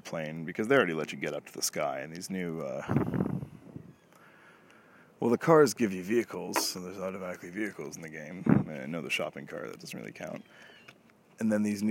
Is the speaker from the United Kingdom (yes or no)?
no; Toronto, Ontario, Canada; I'm Canadian, if I haven't mentioned it, and obviously Toronto.